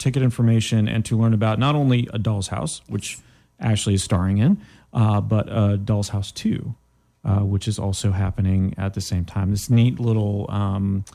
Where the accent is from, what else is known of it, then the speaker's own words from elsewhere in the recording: Canada; I am from Canada